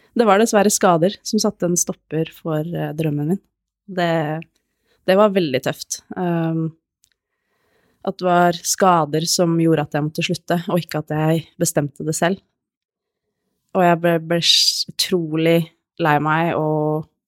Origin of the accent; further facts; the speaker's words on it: Hokksund, Buskerud, Norway; moved away as an adult; now in Nittedal, Norway; jeg er oppvokst i Hokksund, Norges navle